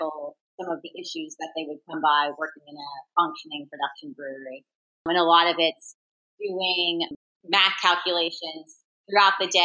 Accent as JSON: {"language": "English", "region": "Vermont", "country": "United States", "tie": "born or raised there", "also_born_or_lived": "Boston / Brooklyn, New York", "moved": "as an adult", "said": "I grew up in Vermont and was hoping to find a job in Vermont"}